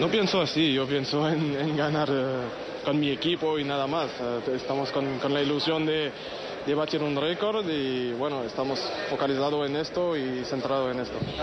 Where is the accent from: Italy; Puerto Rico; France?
France; now in Madrid, Spain; como francés